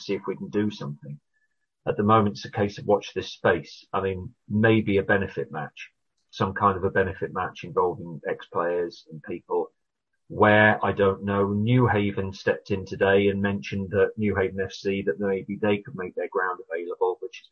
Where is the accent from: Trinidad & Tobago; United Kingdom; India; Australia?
United Kingdom; Sussex, South East England; I grew up in Sussex, but, you know, my dad and a lot of my family were from Wales